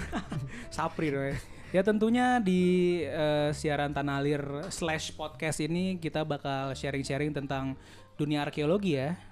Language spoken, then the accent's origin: Indonesian; Karawang, West Java, Indonesia; Gue orang Karawang